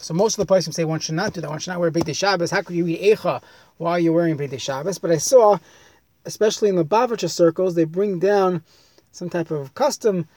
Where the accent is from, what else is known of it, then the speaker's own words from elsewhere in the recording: New York, United States; I grew up in New York